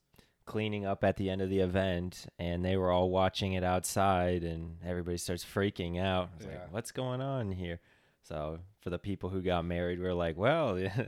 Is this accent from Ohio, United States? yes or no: yes; Akron, Ohio, United States; I'm from Akron